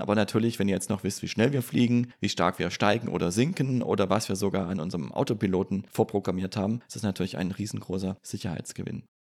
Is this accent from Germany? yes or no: yes; Swabia, foot of the Swabian Jura on the Neckar, Baden-Württemberg, Germany; now in Bergstraße, Germany; Ich bin gebürtiger Schwabe am Fuße der Schwäbischen Alb und am schönen Neckar vor 40 Jahren geboren, wohne aber inzwischen in Südhessen an der schönen Bergstraße.